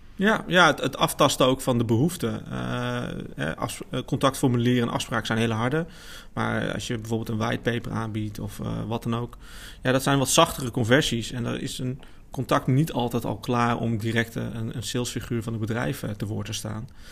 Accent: Amersfoort, Utrecht, Netherlands; kom uit Amersfoort, geboren en getogen.

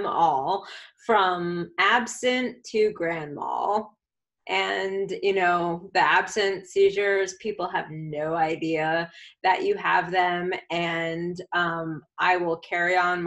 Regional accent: Boston, Massachusetts, United States; now in Houston, United States; I'm from Boston, I'm back home

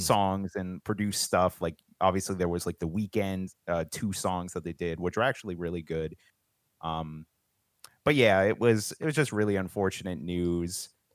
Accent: Pennsylvania, United States; I'm from Pennsylvania there's a lot of farms around here

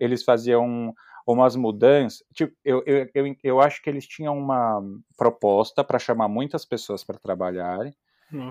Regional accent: São Paulo, Brazil; moved away as an adult; now in Germany; eu sou de São Paulo

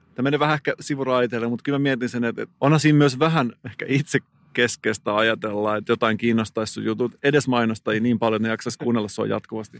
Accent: Salo, Southwest Finland, Finland; moved away; mä oon kotoisin Salosta

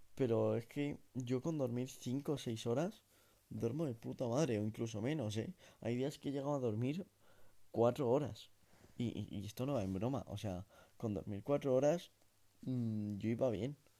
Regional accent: a small town in the Sierra, Community of Madrid, Spain; en mi comunidad autónoma, en Madrid. Em, yo no soy de Madrid Central, ni mucho menos, es más, soy de un pueblo pequeño de la Sierra.

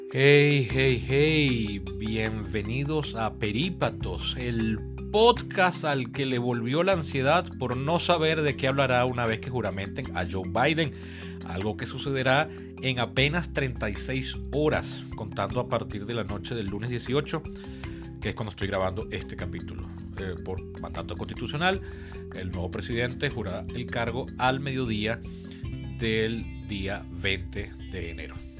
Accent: Venezuela; Mi país natal, mi país de residencia, del cual nunca he estado fuera por más de cuatro meses

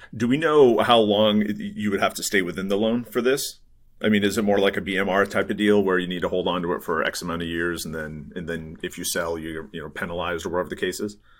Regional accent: New England, United States; now in Bay Area, United States; I grew up in New England. I'm, uh, you know, grew up in the East Coast.

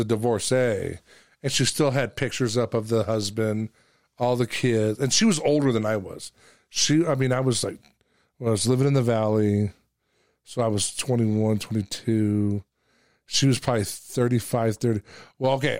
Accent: New Jersey, United States; I'm from New Jersey.

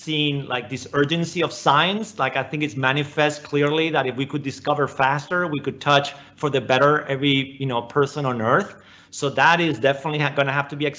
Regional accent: Spain; moved away as an adult; now in United States; I came to the United States, for college and for grad school. I grew up in Spain

